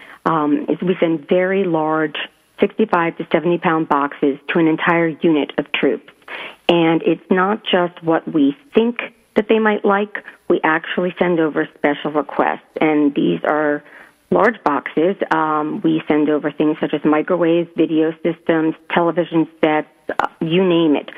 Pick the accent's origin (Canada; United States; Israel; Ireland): United States; Southern Connecticut; moved away as an adult; also born or lived in New York; I was born in New York, but I was raised in Southern Connecticut and lived there. But I lived overseas for about 15 years